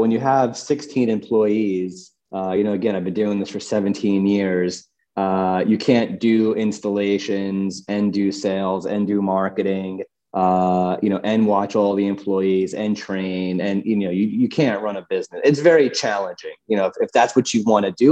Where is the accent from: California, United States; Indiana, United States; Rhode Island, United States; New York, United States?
New York, United States; moved away as an adult; now in Colorado, United States; I grew up in New York and I worked on Wall Street for 5 years